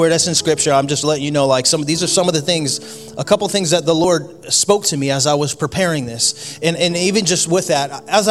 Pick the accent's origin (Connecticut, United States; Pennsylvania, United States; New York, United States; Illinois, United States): Connecticut, United States; moved away; I grew up in Connecticut